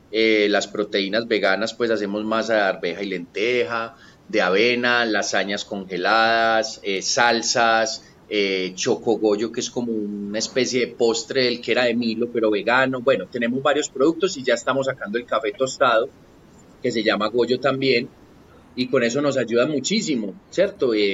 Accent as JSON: {"language": "Spanish", "area": "Paisa", "region": "Antioquia", "country": "Colombia", "said": "Mi alimentación fue basada en frijoles como buen paisa, arroz, arepa y aguacate."}